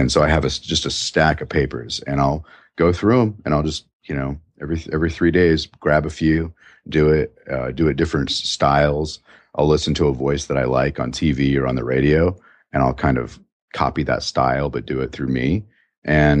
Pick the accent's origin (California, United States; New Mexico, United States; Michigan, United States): New Mexico, United States; now in Chicago, United States; Growing up in New Mexico, I grew up with a real lazy mouth